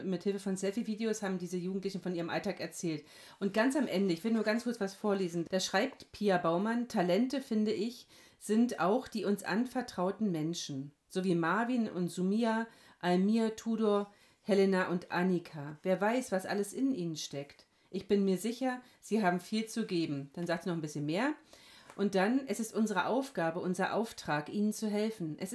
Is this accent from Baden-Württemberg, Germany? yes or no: no; Hesse, Germany; Gemeindepfarrerin in Hessen-Nassau. Ich komme aus Hessen.